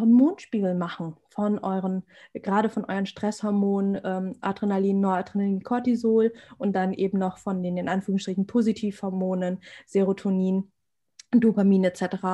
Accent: Germany; ich bin Deutsche, ich bin hier geboren, ich bin hier sozialisiert

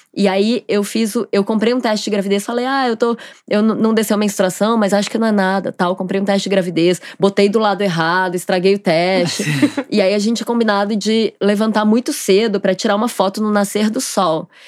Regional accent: Goiânia, Goiás, Brazil; moved away as an adult; now in Rio de Janeiro, Brazil; eu sou de Goiânia

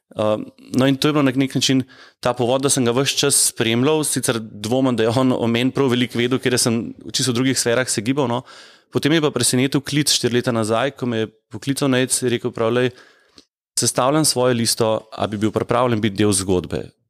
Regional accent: Ljubljana, Slovenia; moved away as an adult; also born or lived in Senica, Medvode; now in Medvode, Slovenia; jaz sicer res prihajam iz Ljubljane

